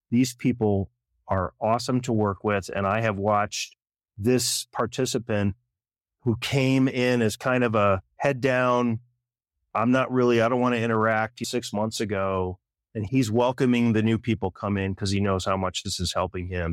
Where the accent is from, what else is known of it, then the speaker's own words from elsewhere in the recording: Michigan, United States; now in Colorado, United States; I grew up in Michigan